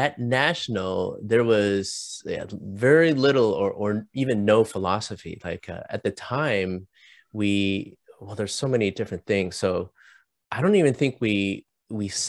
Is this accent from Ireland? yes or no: no; Canada; moved away as an adult; also born or lived in Chicago; now in Orange County, United States; I'm Canadian